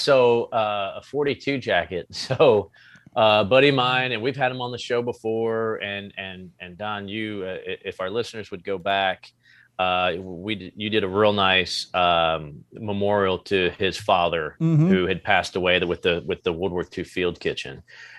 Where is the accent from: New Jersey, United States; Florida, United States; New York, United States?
New Jersey, United States; born there; about 30 miles from where I was born in New Jersey.